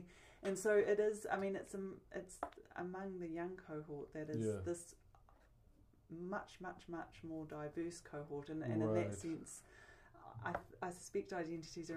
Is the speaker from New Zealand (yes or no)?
yes; New Zealand